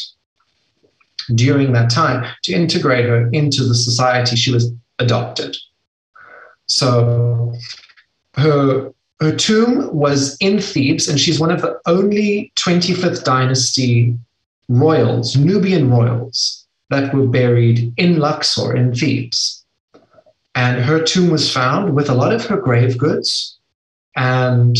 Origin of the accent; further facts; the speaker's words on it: South Africa; I'm from South Africa